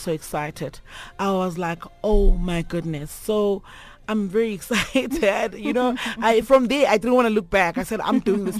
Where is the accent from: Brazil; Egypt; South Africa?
South Africa; Nkomazi, Mpumalanga; born there; So yeah, my family will stay in Mbombela in Nelspruit, but I was born in Nkomazi.